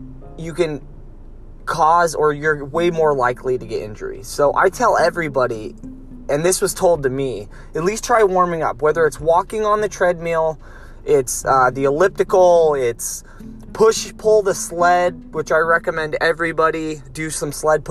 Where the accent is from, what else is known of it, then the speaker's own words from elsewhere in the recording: Lompoc, California, United States; moved away; I'm in my hometown right now in Lompoc